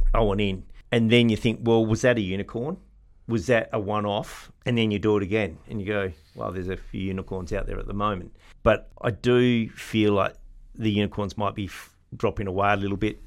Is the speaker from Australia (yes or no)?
yes; Morley, Western Australia, Australia; now in West Leederville, Australia; I grew up in Morley and there's nothing wrong with Morley